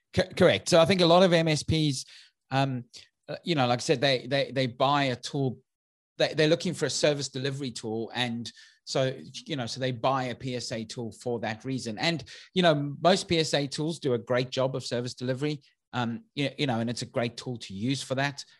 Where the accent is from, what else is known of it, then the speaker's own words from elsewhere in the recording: South Africa; now in United Kingdom; for those who've picked up my accent, I'm originally from South Africa, um, although I now live in the U K